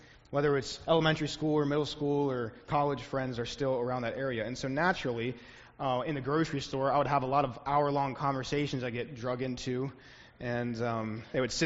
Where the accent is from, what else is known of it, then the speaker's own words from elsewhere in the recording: Pennsylvania, northern Maryland, United States; moved away; I grew up in Pennsylvania, northern Maryland, right where Maryland starts to thin out into the panhandle